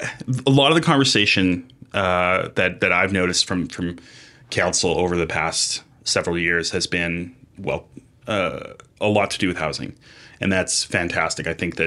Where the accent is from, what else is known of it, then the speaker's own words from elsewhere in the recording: Los Angeles, California, United States; growing up in Los Angeles for a lot of my life, there was not a ton of snow to work with.